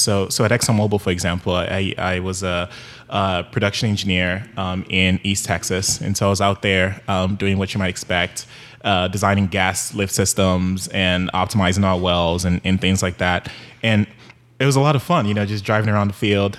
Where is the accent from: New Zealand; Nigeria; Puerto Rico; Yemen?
Nigeria; moved away; also born or lived in Houston; growing up in Nigeria